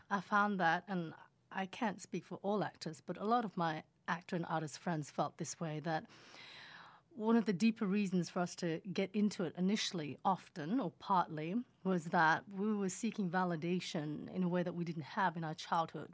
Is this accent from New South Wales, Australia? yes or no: yes; Sydney, New South Wales, Australia; accent: Australian; English is a second language; moved away as an adult; also born or lived in Indonesia; now in Los Angeles, United States; my accent is Australian.